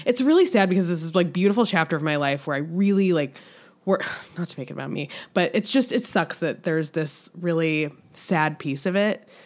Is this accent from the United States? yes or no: yes; Michigan, United States; moved away; we grew up in Michigan, half an hour away from each other